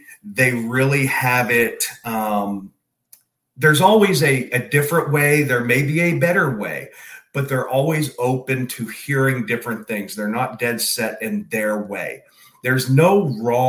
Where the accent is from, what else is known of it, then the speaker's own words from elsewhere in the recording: Pennsylvania, United States; also born or lived in Texas / Georgia; now in Florida, United States; I actually grew up in Pennsylvania, lived in Texas for a few years